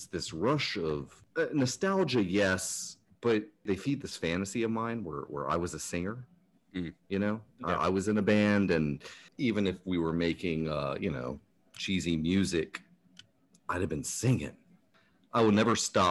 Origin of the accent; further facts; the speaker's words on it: Mechanicsville, Virginia, United States; also born or lived in Maryland; I moved from Maryland back to the Richmond area where I grew up, a little town called Mechanicsville, very rural